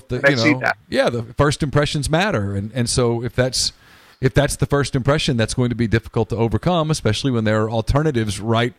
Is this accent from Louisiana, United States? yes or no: yes; Louisiana, United States; now in Mississippi, United States; I'm not a native Mississippian. I grew up in Louisiana. I've been here long enough